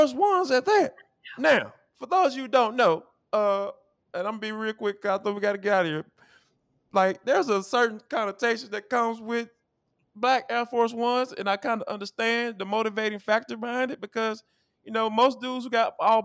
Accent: Atlanta, Georgia, United States; accent: Atlanta dialect; I'm from Atlanta

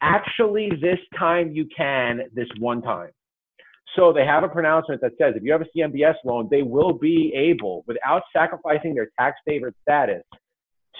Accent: New York, United States; my home state of New York

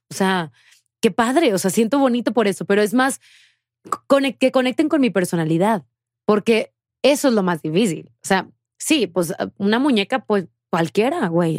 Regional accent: Tamaulipas, Mexico; moved away as an adult; me fui de Tamaulipas. O sea, hace siete años

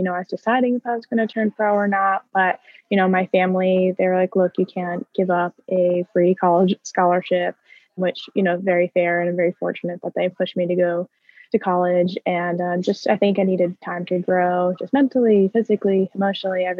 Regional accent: Westchester, New York, United States; also born or lived in North Carolina; I'm from Westchester

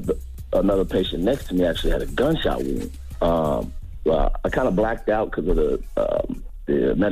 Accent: California, United States; So, I'm from California.

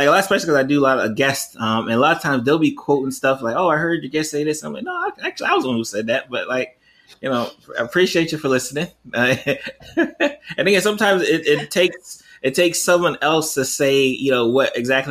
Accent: South Florida, United States; I'm from South Florida

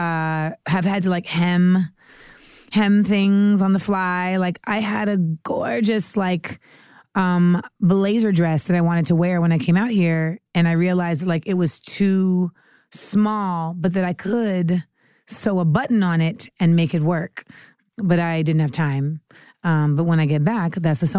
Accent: United States; moved away; also born or lived in Los Angeles, California / Orlando, Florida / New York / Caribbean (West Indian ancestry); I grew up in LA and Orlando, but I think I really became like the person I am now a lot in New York.

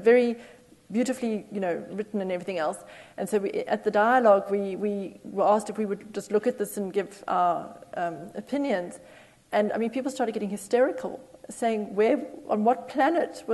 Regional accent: South Africa; moved away; I'm originally from South Africa

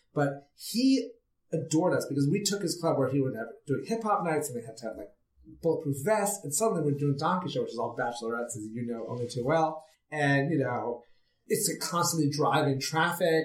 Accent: New York City, New York, United States; I grew up in New York City, and my father loved theater

